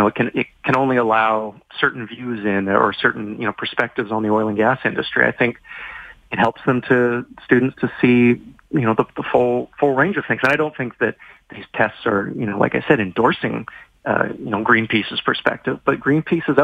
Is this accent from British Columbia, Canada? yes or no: yes; Vancouver, British Columbia, Canada; moved away; also born or lived in Toronto; I'm from Vancouver. I've lived in Toronto.